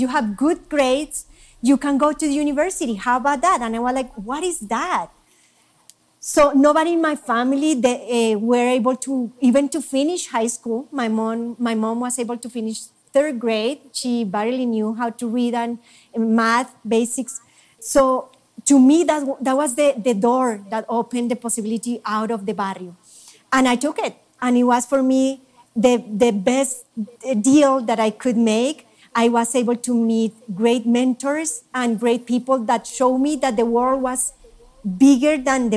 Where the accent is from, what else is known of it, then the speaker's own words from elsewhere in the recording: Colombia; now in United States; I'm Colombian.